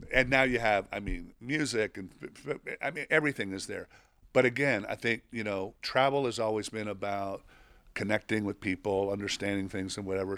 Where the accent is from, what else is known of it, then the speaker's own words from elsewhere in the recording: Mexico; moved away; I grew up in Mexico